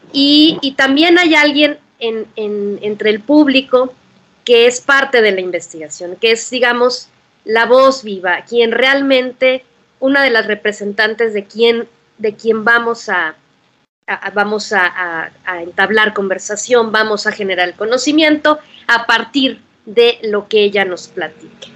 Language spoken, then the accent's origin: Spanish; Torreón, Coahuila, Mexico; also born or lived in Saltillo / Berlin; now in Mexico City, Mexico; Aunque yo nací en Saltillo, mi esencia es lagunera